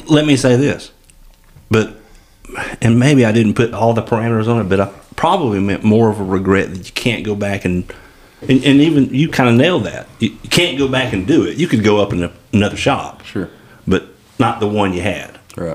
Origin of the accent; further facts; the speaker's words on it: Eastern Valley, Alabama, United States; I grew up in Eastern Valley.